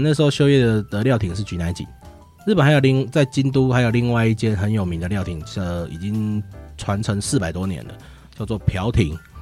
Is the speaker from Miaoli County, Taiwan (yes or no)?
no; Chiayi, Chiayi City, Taiwan; moved away as an adult; also born or lived in Kaohsiung / Taoyuan; now in Chiayi, Taiwan; 我是，是嘉义市人。对，我套一句那个是，那个旧历的那个广告词，我是一个土生土长的嘉义小孩